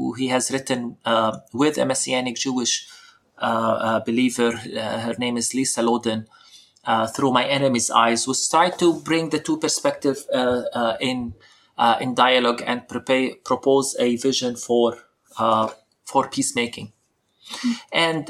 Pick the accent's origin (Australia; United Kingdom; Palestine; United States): Palestine; speaking as a Palestinian